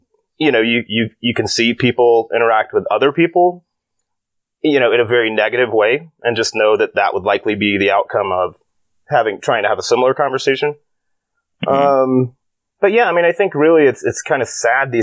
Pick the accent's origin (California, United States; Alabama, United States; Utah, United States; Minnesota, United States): Alabama, United States; Birmingham; moved away; born and raised in Alabama, to a fairly conservative household